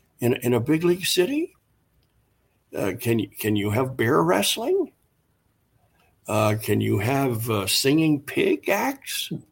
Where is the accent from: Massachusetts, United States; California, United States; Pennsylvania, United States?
Pennsylvania, United States; Philadelphia; In the Philly area, I was at the Palestra every weekend as a high school kid.